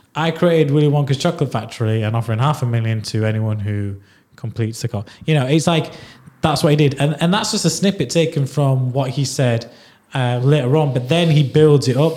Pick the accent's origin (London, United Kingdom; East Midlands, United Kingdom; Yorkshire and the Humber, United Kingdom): Yorkshire and the Humber, United Kingdom; Leeds; accent: strong Yorkshire Leeds; I've got a strong Yorkshire Leeds accent